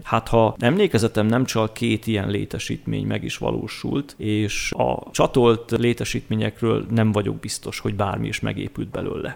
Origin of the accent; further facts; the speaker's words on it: Tiszaföldvár, Jász-Nagykun-Szolnok, Hungary; moved away as an adult; also born or lived in Debrecen; now in Eger, Hungary; alföldi gyerek vagyok, tehát Szolnoktól délre Tiszaföldváron születtem.